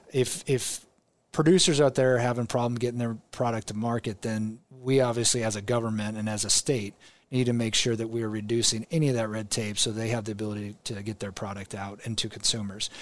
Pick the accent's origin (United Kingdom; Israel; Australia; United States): United States; Omaha, Nebraska; I grew up in Omaha